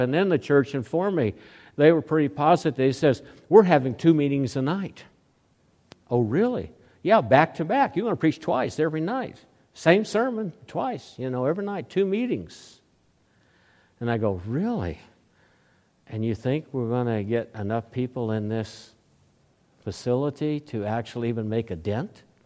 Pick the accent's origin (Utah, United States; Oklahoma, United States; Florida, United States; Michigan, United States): Oklahoma, United States; Oklahoma City; moved away; also born or lived in Lincoln, Nebraska / Oceanside, California / Hawaii; when I grew up in Oklahoma, Oklahoma City